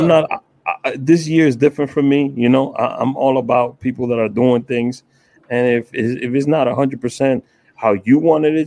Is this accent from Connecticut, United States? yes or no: no; New York City, New York, United States; I was from Washington Heights